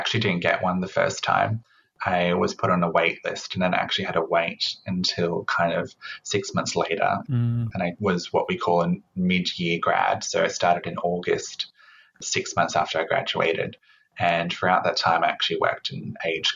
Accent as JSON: {"language": "English", "region": "Queensland", "country": "Australia", "moved": "yes", "said": "I was originally from Queensland, and doing a double degree wasn't very common up there."}